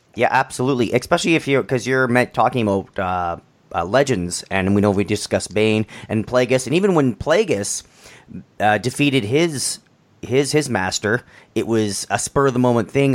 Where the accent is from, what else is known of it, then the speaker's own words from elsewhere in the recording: Canada; I'm I'm Canadian